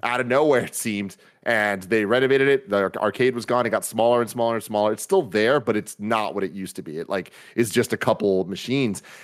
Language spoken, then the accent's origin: English; San Francisco, California, United States; growing up in San Francisco